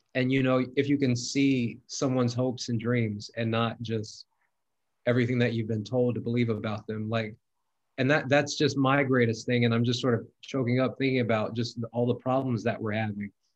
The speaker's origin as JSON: {"language": "English", "region": "Mississippi", "country": "United States", "tie": "born or raised there", "said": "i'm from mississippi i've been friends with republicans grew up with republicans all my life"}